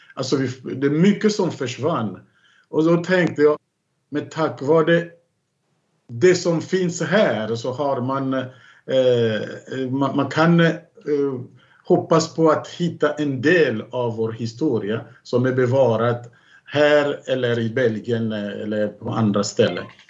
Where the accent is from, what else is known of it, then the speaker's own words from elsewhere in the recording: Kinkenge, DR Congo; moved away; nära Kinkenge, där jag kommer ifrån